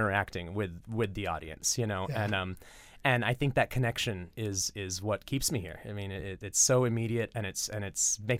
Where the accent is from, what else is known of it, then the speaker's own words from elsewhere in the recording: California, United States; moved away; California originally.